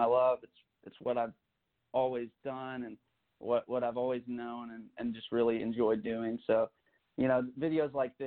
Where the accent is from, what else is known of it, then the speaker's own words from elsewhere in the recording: Alabama, United States; I was born in Alabama and actually went to college at the University of Alabama